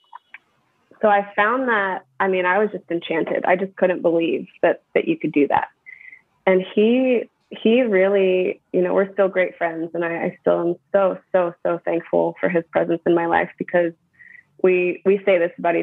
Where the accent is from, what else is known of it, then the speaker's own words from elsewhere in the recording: California, United States; moved away as an adult; now in Atlanta, United States; I grew up in California